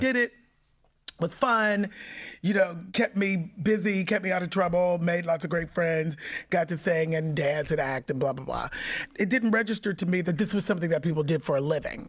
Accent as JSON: {"language": "English", "town": "Pittsburgh", "region": "Pennsylvania", "country": "United States", "tie": "born or raised there", "said": "I was born and raised in Pittsburgh, Pennsylvania"}